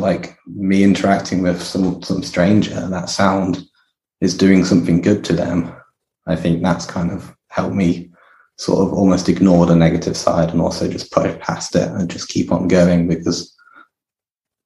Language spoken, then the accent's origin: English; Kidderminster, West Midlands, United Kingdom; Kidderminster, which is my hometown